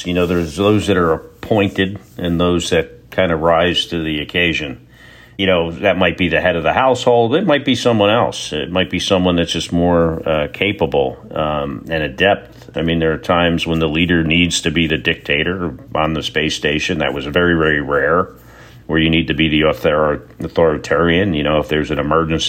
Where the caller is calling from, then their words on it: Texas, United States; I'm in Texas.